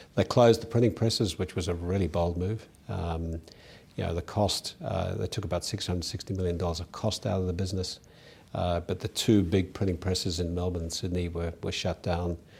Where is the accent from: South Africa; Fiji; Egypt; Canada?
South Africa; moved away as an adult; now in Australia; I was born in South Africa, uh, went to school in South Africa, and was very fortunate to come to university here.